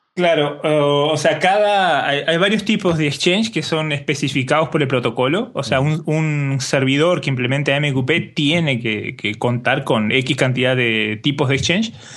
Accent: Uruguay; como buen uruguayo

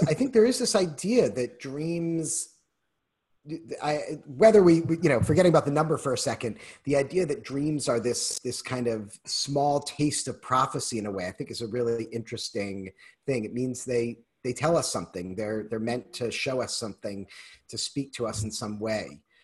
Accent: Newton, Massachusetts, United States; now in Wisconsin, United States; I grew up in Newton, and so we actually grew up skiing at Wachusett Mountain

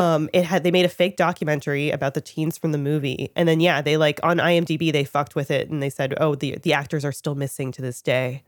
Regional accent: Toronto, Ontario, Canada; I'm Canadian, and I was living in Toronto at the time, grew up there

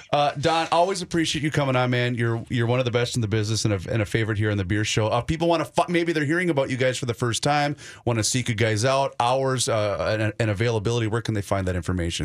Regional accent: Faribault, Minnesota, United States; down in Faribault, Minnesota, my hometown.

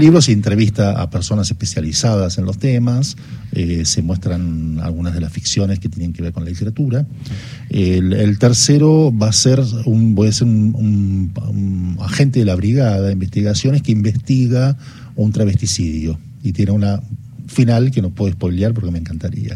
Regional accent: Bahía Blanca, Buenos Aires Province, Argentina; moved away; mis pagos allá en, en, los pagos de Bahía Blanca

